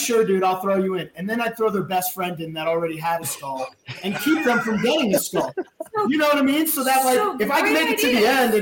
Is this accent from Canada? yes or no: no; New Jersey, United States; I'm from New Jersey.